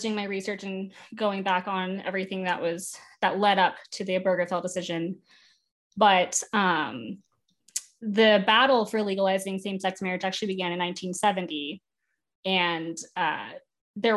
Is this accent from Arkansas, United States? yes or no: no; Nevada, United States; I'm from Nevada. I went to law school in Nevada. I'm from Nevada